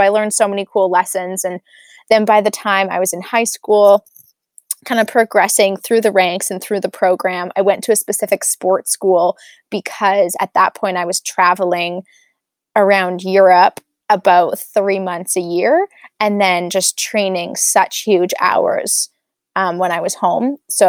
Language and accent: English; Calgary, Alberta, Canada; Yeah, so I'm Canadian and I grew up in Calgary, Alberta.